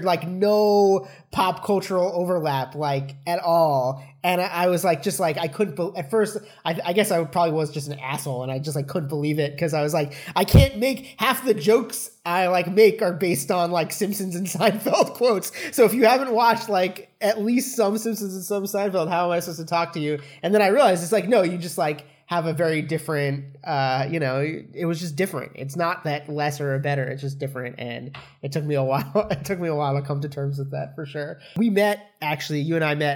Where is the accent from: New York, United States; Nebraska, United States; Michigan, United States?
New York, United States; around; we're all from around New York